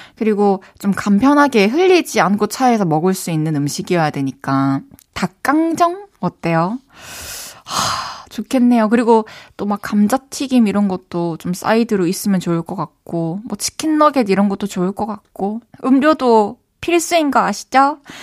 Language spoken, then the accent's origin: Korean; Changwon, South Gyeongsang, South Korea; moved away as an adult; also born or lived in Busan; now in Seoul, South Korea; 어렸을 때부터 이제 막 마산에서 초중고 다니고 또 대학교는 또 부산에서 다니다 보니까